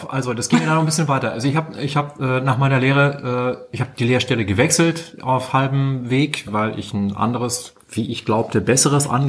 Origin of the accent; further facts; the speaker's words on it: Rosenfeld, Baden-Württemberg, Germany; in Rosenfeld bei Balingen, das ist im Schwabenland. Wo du herkommst. Wo ich herkomme, genau.